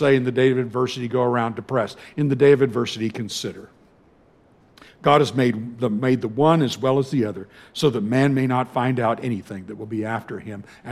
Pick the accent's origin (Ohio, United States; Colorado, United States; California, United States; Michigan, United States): California, United States; moved away as an adult; as a Californian